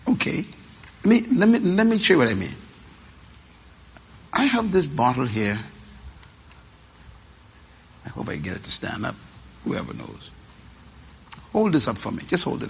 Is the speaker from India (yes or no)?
no; Nassau, New Providence, Bahamas; I was born in Bain Town, sleeping on the floor